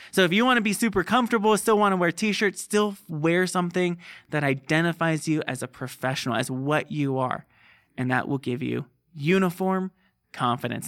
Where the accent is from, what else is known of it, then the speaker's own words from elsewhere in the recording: Southern California, United States; moved away; I grew up in Southern California near the beach